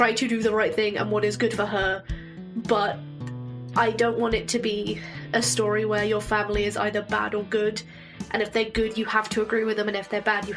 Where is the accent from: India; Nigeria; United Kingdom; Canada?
United Kingdom; England; I'm English, but my family has Scottish heritage